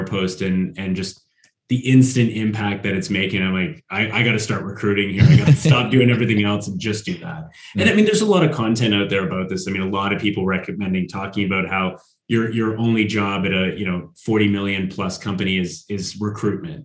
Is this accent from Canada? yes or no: yes; Northern Canada, Canada; now in Sweden; I'm from Northern Canada as well, where it's really, really cold.